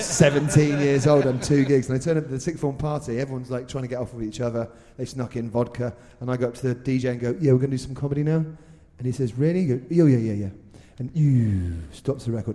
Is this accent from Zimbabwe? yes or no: no; Reading, South East England, United Kingdom; I was born in Reading as well